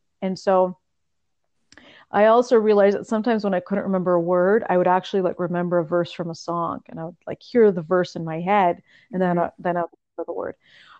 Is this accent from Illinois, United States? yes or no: no; California, United States; first language Russian; English is a second language; moved away; also born or lived in New York / Bosnia; Spanish, it was easy because I grew up in California, so it was an obvious one to learn.